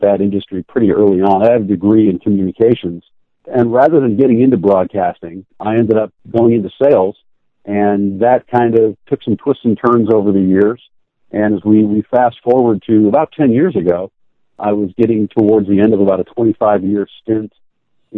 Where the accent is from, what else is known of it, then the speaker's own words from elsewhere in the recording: Detroit, Michigan, United States; I grew up outside Detroit. So as a kid in the 60s in Detroit